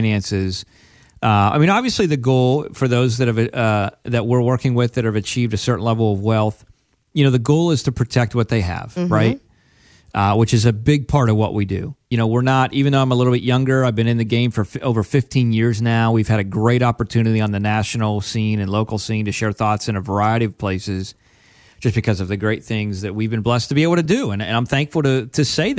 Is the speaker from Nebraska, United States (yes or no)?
no; Pennsylvania, United States; I grew up from in Penn State land, right? Right. Pennsylvania, so big Penn State fan.